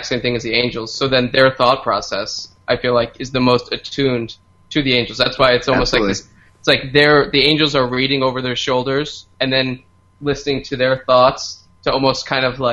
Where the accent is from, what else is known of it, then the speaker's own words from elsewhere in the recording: United States; for us being 21st century Americans